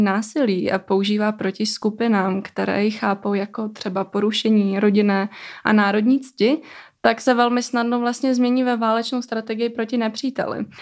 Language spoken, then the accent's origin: Czech; Kosovo; now in Czech Republic; já sama pocházím z Kosova